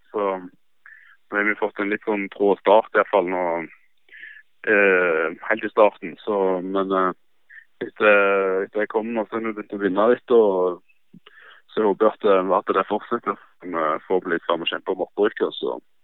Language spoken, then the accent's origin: Norwegian; Stavanger, Rogaland, Norway; moved away as an adult; now in Sogndal, Norway; hjemme i Stavanger